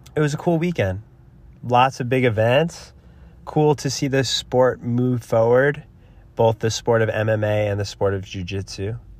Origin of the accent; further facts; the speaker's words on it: New Jersey, United States; now in Boulder City, United States; I'm from New Jersey